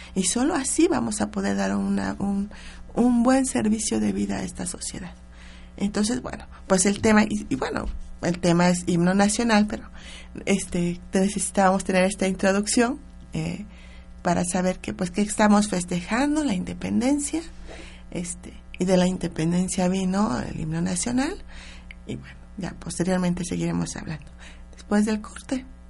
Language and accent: Spanish; Mexico; como mexicanos nosotros lo, lo vivimos cada, cada semana en nuestras escuelas